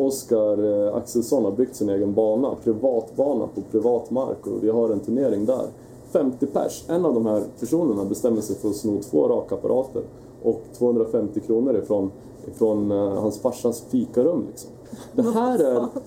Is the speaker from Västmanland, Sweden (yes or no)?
yes; Västerås, Västmanland, Sweden; also born or lived in Oslo, Norway; Jag är uppvuxen i Västerås